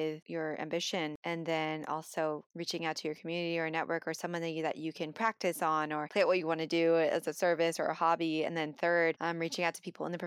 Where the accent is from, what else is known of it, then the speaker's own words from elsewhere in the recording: United States; we as Filipino Americans